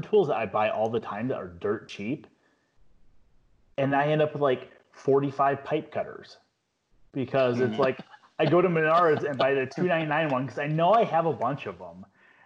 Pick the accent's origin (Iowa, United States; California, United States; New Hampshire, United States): Iowa, United States; Cedar Rapids; moved away; when I grew up in Cedar Rapids